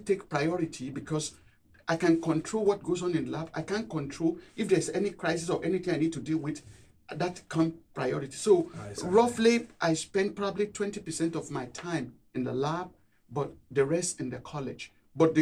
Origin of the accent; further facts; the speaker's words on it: Nigeria; moved away as an adult; also born or lived in Cambridge, United Kingdom; now in Durham, United Kingdom; Growing up in Nigeria